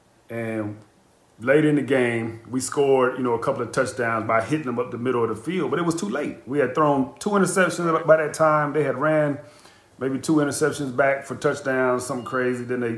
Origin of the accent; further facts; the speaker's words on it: Green Bay, Wisconsin, United States; It's interesting because we talked about growing up in my hometown and, you know, having the stadium kind of being right in the center of the community. That's the way Green Bay was.